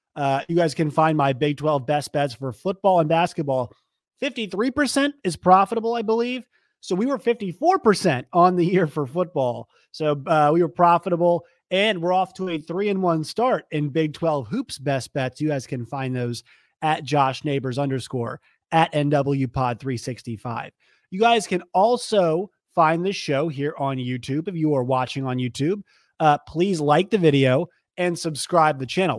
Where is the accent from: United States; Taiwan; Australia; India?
United States; Virginia; now in Arkansas, United States; I'm going from Arkansas, where I work, to Virginia, back home for Christmas